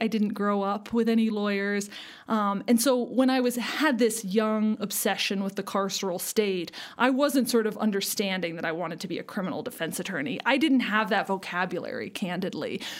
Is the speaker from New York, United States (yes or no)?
no; Seward, Alaska, United States; now in Denver, United States; I grew up in Alaska, a small town on the southern coast of Alaska called Seward